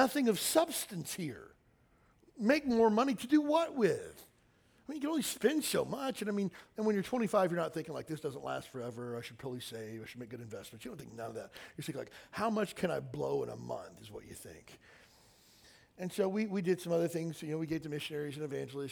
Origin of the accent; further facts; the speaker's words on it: Kentucky, United States; I grew up in Kentucky in a small town